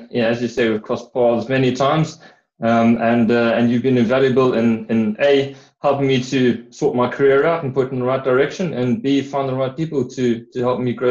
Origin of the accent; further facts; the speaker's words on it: South Africa; accent: hybrid South African and British; moved away as an adult; now in United Kingdom; Uh, from my accent, you can hear I'm a bit of a hybrid um, sort of 30 odd years in, in South Africa and, and 15 odd in the UK.